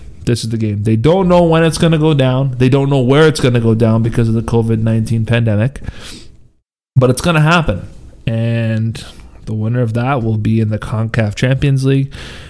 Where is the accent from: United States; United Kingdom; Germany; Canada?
Canada; Toronto, Ontario; even though we're from Toronto